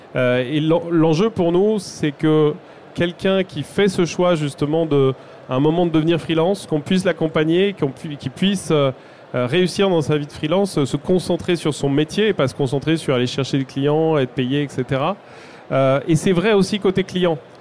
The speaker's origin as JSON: {"language": "French", "country": "France", "said": "nous, en tant que Français"}